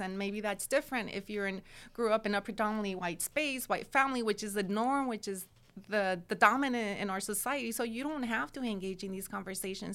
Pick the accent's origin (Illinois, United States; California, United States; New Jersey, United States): California, United States; Watsonville; I grew up in Watsonville, which is only twenty-five minutes from Santa Cruz